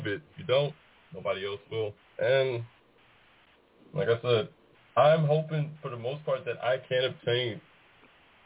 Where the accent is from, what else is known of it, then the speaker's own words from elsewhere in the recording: Warren, Arkansas, United States; moved away as an adult; also born or lived in Los Angeles, California; now in Laredo, United States; from the time I turned two, became a native to Warren, Arkansas. Shout out to the graduation class of 2010